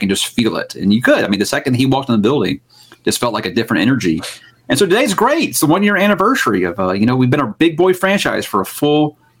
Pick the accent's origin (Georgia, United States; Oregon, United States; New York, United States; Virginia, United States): Georgia, United States; Atlanta; now in Houston, United States; So moved here in 93, and I'm from Atlanta.